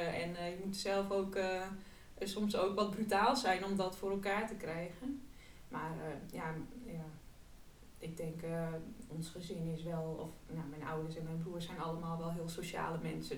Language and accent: Dutch; Friesland countryside, Netherlands; moved away as an adult; also born or lived in Amsterdam; kom ik van het Friese platteland.